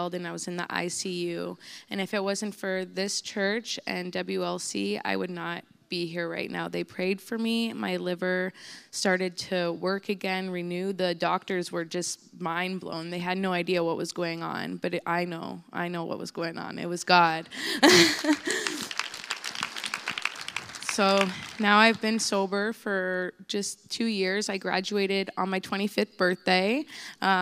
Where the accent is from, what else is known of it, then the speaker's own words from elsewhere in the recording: St. Catharines, Ontario, Canada; moved away as an adult; now in Windsor, Canada; I'm from St. Catharines, Ontario, and I came to Windsor Life Center about 2 years ago